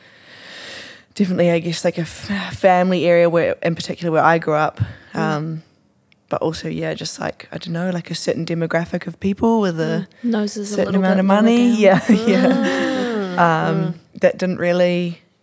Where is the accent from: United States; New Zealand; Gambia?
New Zealand; Auckland; I also grew up in Auckland. Super non-interesting. Shamefully, I grew up on the shore.